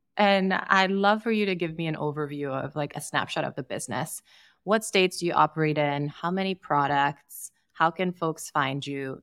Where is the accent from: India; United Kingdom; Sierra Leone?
Sierra Leone; I grew up in Sierra Leone and didn't drink until I turned, I think, twenty-one